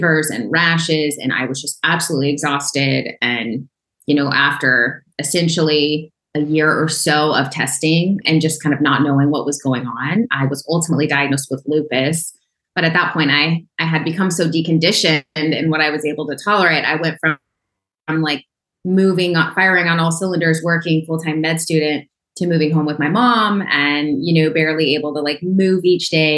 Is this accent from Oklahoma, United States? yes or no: yes; Oklahoma, United States; I grew up in Oklahoma in a small town